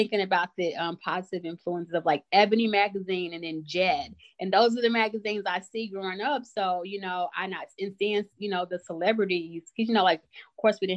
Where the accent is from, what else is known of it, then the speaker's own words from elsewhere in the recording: Kansas City, Missouri, United States; also born or lived in Johnson County, Kansas; I am a Kansas City native, born and raised.